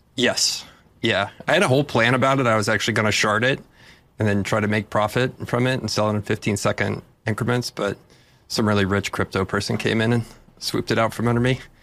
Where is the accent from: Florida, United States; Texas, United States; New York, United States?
Texas, United States; I'm from Texas